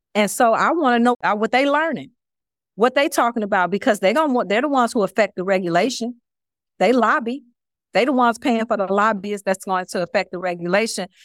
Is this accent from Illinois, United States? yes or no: yes; Chicago, Illinois, United States; moved away as an adult; also born or lived in Houston; now in Miami, United States; I'm originally from Chicago.